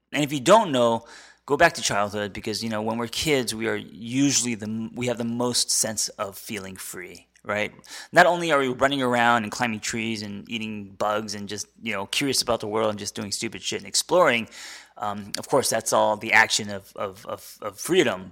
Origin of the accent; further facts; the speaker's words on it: United States; as an American